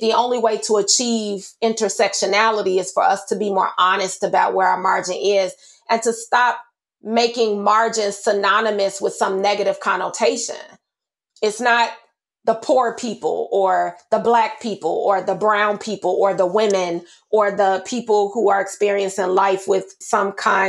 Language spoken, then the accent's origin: English; United States; I grew up in Austin. It's a predominantly Black community.